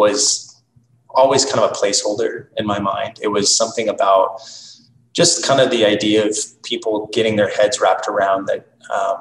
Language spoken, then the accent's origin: English; Wichita, Kansas, United States; also born or lived in New York City; now in Kansas City, United States; my hometown, Wichita